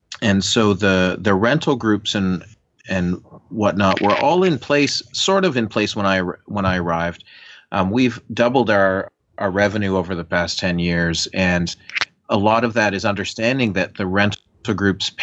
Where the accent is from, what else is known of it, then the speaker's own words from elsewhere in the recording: Canada; As a Canadian who lives by the border